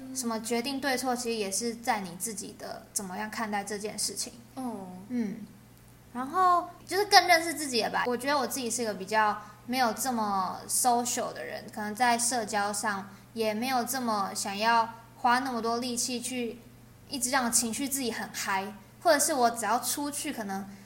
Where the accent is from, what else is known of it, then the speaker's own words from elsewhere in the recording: Taiwan; accent: Taiwanese; 我是来自台湾